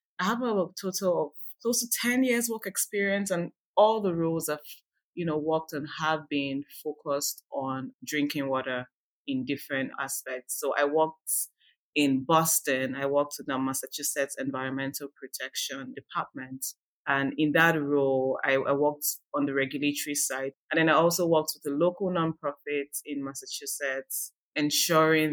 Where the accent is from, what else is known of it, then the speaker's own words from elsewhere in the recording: Nigeria; now in California, United States; I am originally from Nigeria